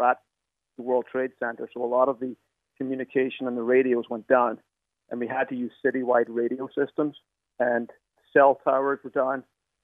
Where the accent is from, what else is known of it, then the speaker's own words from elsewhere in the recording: County Donegal, Ireland; moved away as an adult; also born or lived in United States / New York City; now in New York, United States; I did my national school at Dewish National School, and I did my Leaving Cert at Northern Vocational School in Donegal.